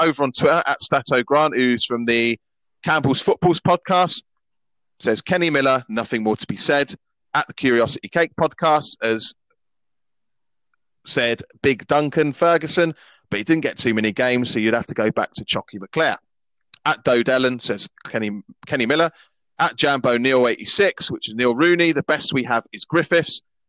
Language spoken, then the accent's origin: English; England, United Kingdom; accent: English; now in Scotland, United Kingdom; as you can tell by my accent, I've got an English accent. Grew up in England.